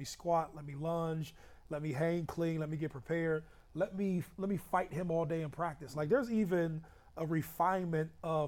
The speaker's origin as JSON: {"language": "English", "town": "Youngstown", "region": "Ohio", "country": "United States", "tie": "born or raised there", "also_born_or_lived": "Columbus", "said": "We grew up in Youngstown"}